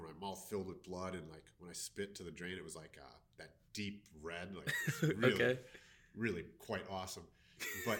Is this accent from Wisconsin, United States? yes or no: yes; Milwaukee, Wisconsin, United States; I'm from Milwaukee, Wisconsin, and currently I do stress management